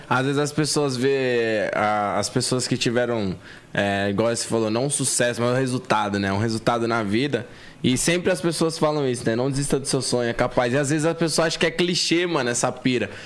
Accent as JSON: {"language": "Portuguese", "region": "São Paulo", "country": "Brazil", "said": "eu vim da cidade de Tiradentes, tá ligado? Extremo Leste, aqui de São Paulo."}